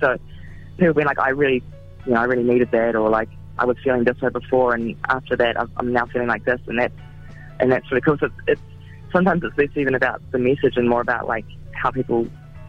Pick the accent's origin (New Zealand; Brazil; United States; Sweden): New Zealand; Gisborne; I'm from a small town. I'm from Gisborne